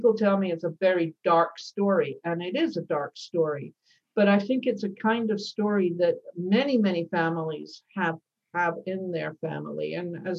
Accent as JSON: {"language": "English", "region": "Scotland", "country": "United Kingdom", "tie": "born or raised there", "moved": "yes", "said": "I was born in Scotland and, you know, clearly have moved a long way from there over the years"}